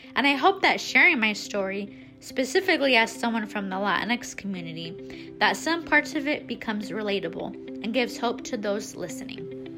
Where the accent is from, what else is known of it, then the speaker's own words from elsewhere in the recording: Des Moines, Iowa, United States; I was born and raised in Des Moines